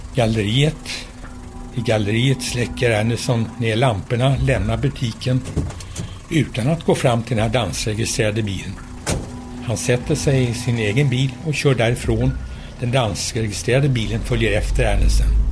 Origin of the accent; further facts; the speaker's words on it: Sweden; jag var svensk